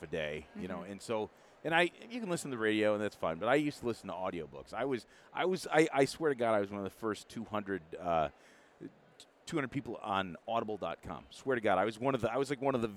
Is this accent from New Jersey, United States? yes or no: no; Midland, Michigan, United States; I was born and raised in Midland, where I live